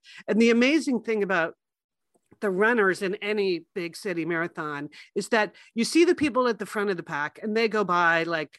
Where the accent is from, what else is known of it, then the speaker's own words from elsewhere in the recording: Connecticut, United States; moved away; also born or lived in New York; the town that we grew up in Connecticut.